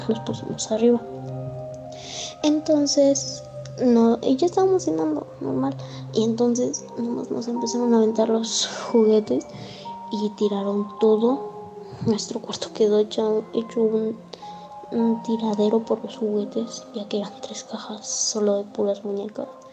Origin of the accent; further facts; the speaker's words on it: Querétaro, Mexico; soy de Querétaro, de de, de Lomas de Casablanca arriba de los andadores.